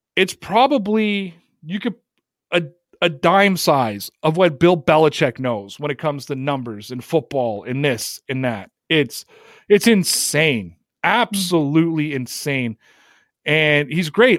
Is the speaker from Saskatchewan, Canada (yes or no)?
no; Toronto, Ontario, Canada; moved away; my hometown guys from Toronto